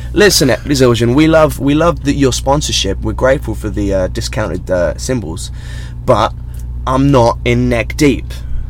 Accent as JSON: {"language": "English", "region": "England", "country": "United Kingdom", "said": "we're both brown and English"}